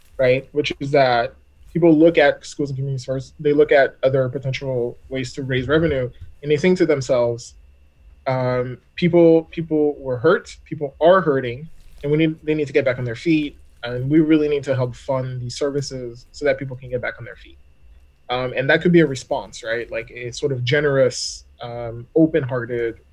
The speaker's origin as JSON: {"language": "English", "region": "Texas", "country": "United States", "tie": "born or raised there", "said": "Texas is going to do, my home state"}